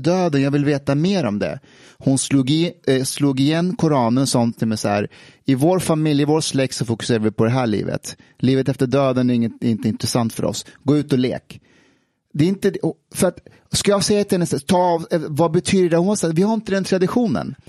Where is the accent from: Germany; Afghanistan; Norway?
Afghanistan; now in Sweden; när jag växte upp i Afghanistan